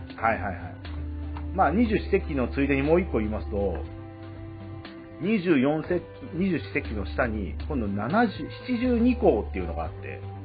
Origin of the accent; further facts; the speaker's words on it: Shizuoka, Japan; 静岡出身ですので